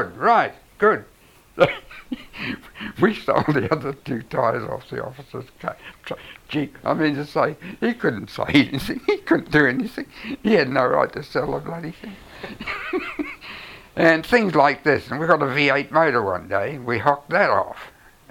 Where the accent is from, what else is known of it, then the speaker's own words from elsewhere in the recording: New Zealand; being a Kiwi